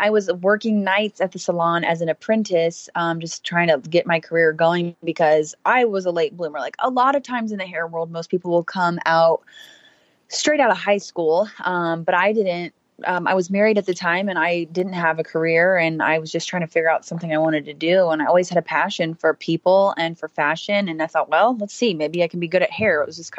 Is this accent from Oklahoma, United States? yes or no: no; Houston, Texas, United States; So I grew up in Houston, Texas.